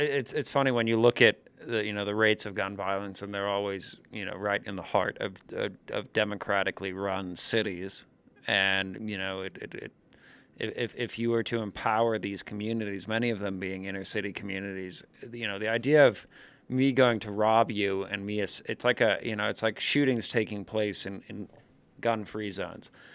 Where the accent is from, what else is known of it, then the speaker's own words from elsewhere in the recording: New York, United States; as a New Yorker myself